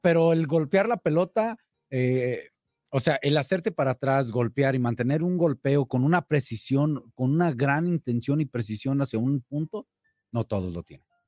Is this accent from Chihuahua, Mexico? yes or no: no; La Piedad, Michoacán, Mexico; moved away; mi tierra, allá en mi pueblo, en La Piedad